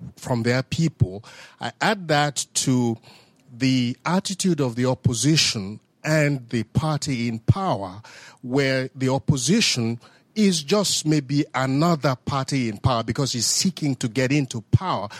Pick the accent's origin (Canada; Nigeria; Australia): Nigeria; I'm a Nigerian